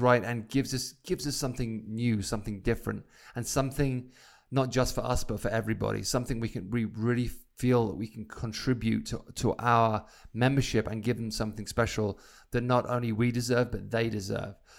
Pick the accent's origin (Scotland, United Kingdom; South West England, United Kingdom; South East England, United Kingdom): South East England, United Kingdom; Isle of Wight; now in Idyllwild, United States; my time growing up on the Isle of Wight